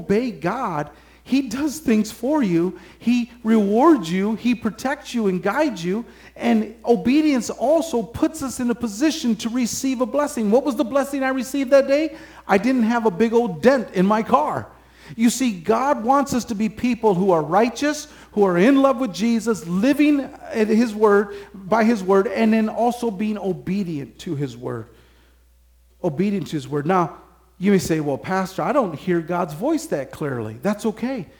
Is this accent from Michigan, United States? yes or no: yes; Michigan, United States; I'm from Michigan